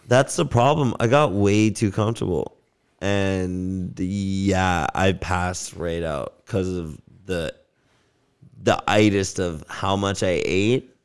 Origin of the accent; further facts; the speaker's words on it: Las Vegas, Nevada, United States; also born or lived in Canada; now in Vancouver, Canada; growing up in Vegas, it was the same fucking house every